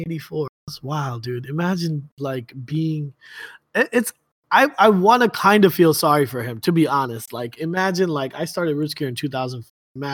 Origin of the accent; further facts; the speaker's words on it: Baltimore, Maryland, United States; I don't associate with them. I'm from Baltimore.